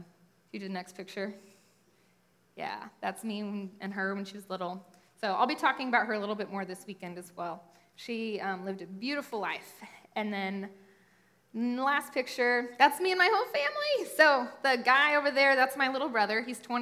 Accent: Utah, United States; also born or lived in Las Vegas, Nevada / Kansas City; So then I moved to Southern Utah, and then my dad went to seminary at Midwestern in Kansas City, and so my family moved here.

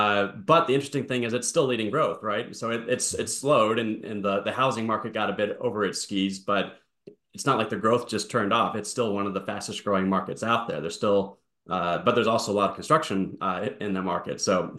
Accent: Connecticut, United States; You talk about Connecticut, my home state.

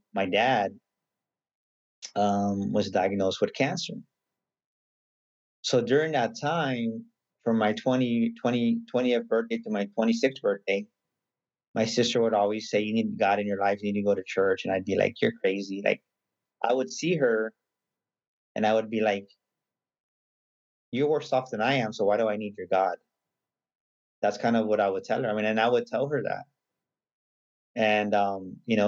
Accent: San Antonio, Texas, United States; also born or lived in San Marcos, Texas; I'm pretty much born and raised in San Antonio

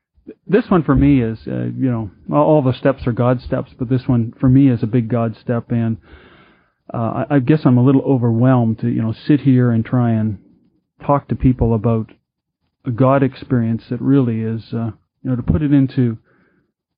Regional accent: Vancouver, British Columbia, Canada; I'm from Vancouver, British Columbia, in Canada.

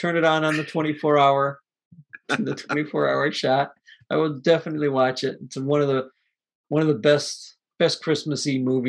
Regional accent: Midwest, United States; Growing up in the Midwest.

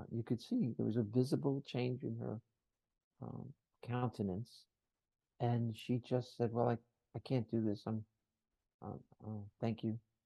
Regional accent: New Jersey, United States; I'm from Jersey

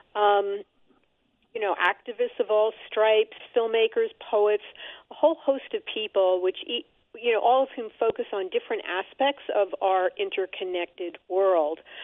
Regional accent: New York City, New York, United States; as a New Yorker

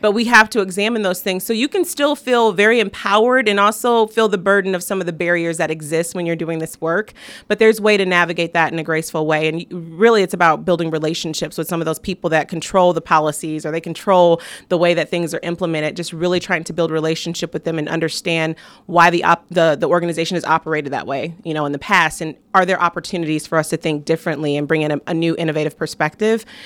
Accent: South Bend, Indiana, United States; I'm from South Bend, Indiana. That's where I was born and raised

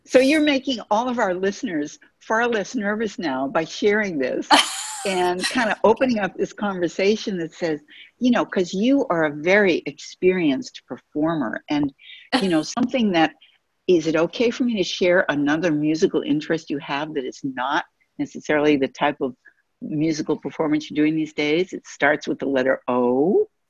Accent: Boston, Massachusetts, United States; I'm from Boston

